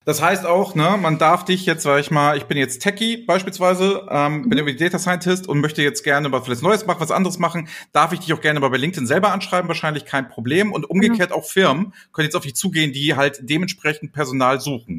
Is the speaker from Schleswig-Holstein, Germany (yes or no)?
yes; Flensburg, Schleswig-Holstein, Germany; now in Hamburg, Germany; ich bin ja gebürtiger Flensburger